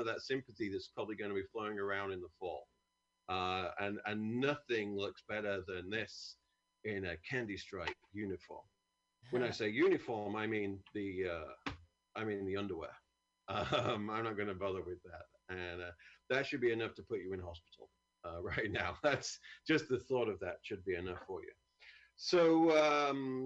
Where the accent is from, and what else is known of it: United Kingdom; moved away